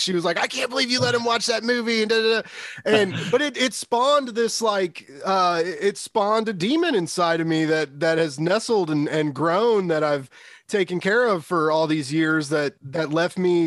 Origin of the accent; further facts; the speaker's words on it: Kansas City, Missouri, United States; I'm from Kansas City and our football team's the Chiefs